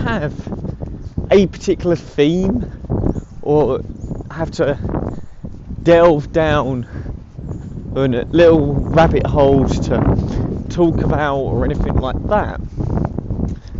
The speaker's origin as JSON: {"language": "English", "area": "Essex", "region": "East of England", "country": "United Kingdom", "tie": "born or raised there", "also_born_or_lived": "London", "accent": "posh", "said": "obviously I now live in Essex and have lived here for over 20 years"}